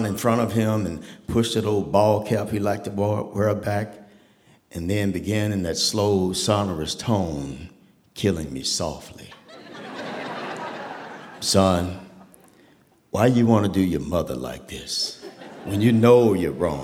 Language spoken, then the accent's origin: English; Tulsa, Oklahoma, United States; I grew up in Tulsa, Oklahoma